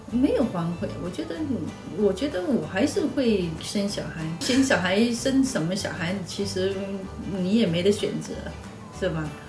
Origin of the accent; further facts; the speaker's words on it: Shantou, Guangdong, China; 那当然是我家乡了，汕头市。那大概是比较休闲的一个城市